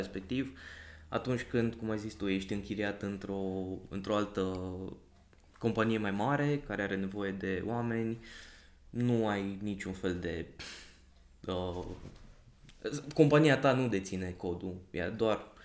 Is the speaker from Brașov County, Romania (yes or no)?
yes; Brașov, Brașov County, Romania; now in Cluj-Napoca, Romania; sunt din Brașov